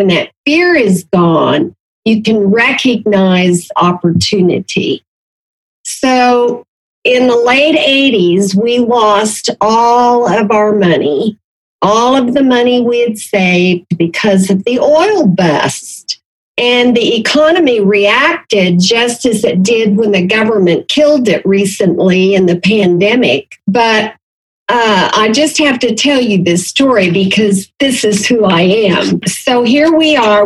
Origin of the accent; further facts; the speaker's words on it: Enid, Oklahoma, United States; I was born and raised in Garfield County, which is where Enid, Oklahoma, is located.